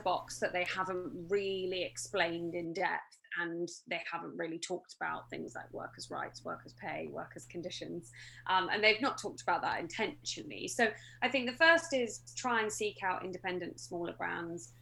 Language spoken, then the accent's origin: English; mid Devon, South West England, United Kingdom; moved away as an adult; I grew up in Devon. I'm a Devon girl, um, mid Devon, so the less good bit, in my opinion.